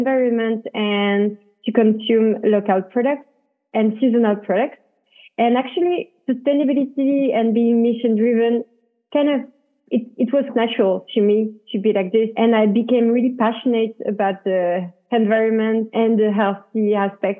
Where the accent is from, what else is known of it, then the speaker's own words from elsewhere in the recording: next to Paris, Île-de-France, France; moved away as an adult; now in United States; I was born and raised in France, next to Paris. I decided to live in the US back in 2020.